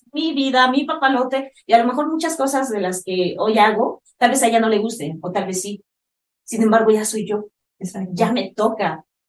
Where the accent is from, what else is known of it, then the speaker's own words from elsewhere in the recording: Mexico; Yo soy mamá mexicana